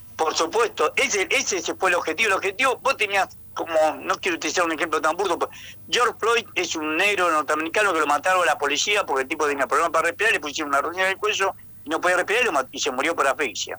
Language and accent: Spanish; Tucumán, Argentina; moved away; also born or lived in Buenos Aires; vengo de Tucumán y somos, eh, mi familia, mis abuelos, mis tíos, mis padres, todos eran radicales.